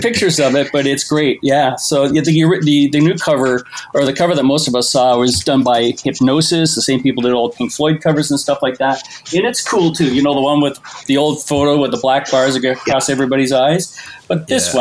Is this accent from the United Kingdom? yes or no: no; Toronto, Ontario, Canada; when I was a kid, I grew up in Toronto